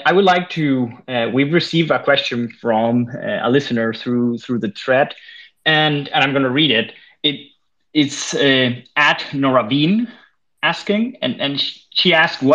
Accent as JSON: {"language": "English", "country": "Spain", "moved": "yes", "lives_now": "Denmark", "said": "I come from Spain"}